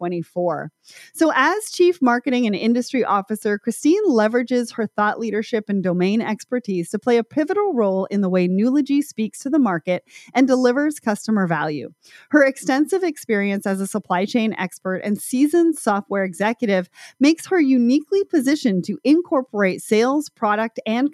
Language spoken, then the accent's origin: English; Canada; I'm Canadian